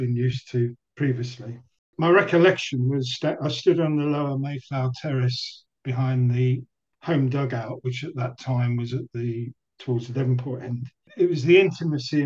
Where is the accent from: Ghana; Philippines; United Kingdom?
United Kingdom; Croydon, London; also born or lived in Watford; I was born in Watford, spent all my school years in Croydon